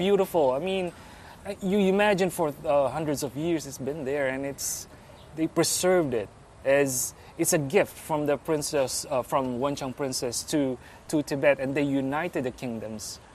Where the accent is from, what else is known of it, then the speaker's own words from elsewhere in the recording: Philippines; I'm Filipino